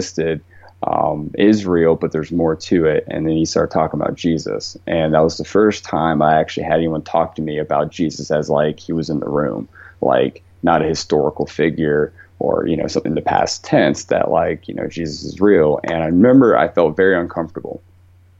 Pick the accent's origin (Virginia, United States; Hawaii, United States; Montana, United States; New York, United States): Virginia, United States; Leesburg; I'm from Virginia, originally Northern Virginia, Leesburg, the town to be specific